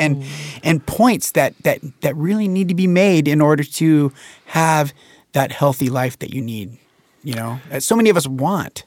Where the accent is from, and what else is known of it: Jackson County, Oregon, United States; born or raised there